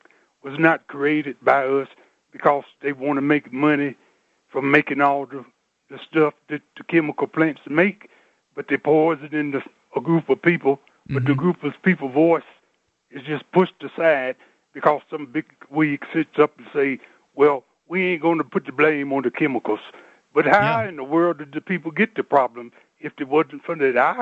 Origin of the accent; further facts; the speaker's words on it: West Virginia, United States; And to be me, I'm 59, and I came from West Virginia.